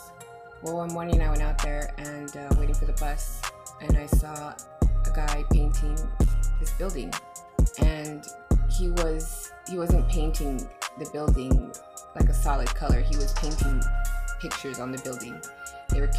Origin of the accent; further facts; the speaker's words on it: San Antonio, Texas, United States; I'm from the West Side originally